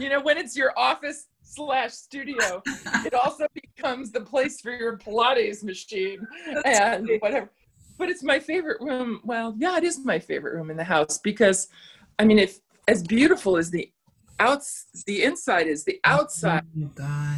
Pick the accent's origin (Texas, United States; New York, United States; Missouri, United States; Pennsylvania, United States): New York, United States; New York City; now in Boston area, United States; I grew up in the Bronx